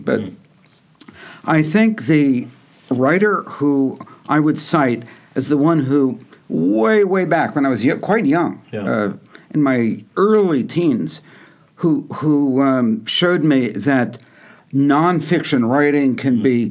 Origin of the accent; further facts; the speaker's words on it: Yonkers, New York, United States; also born or lived in Manhattan; I was born in Manhattan, but I grew up in Yonkers